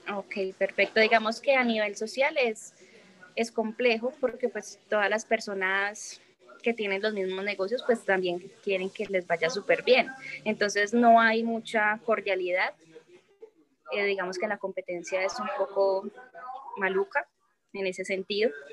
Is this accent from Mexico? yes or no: no; Medellín, Antioquia, Colombia; now in Chía, Colombia; yo soy de Medellín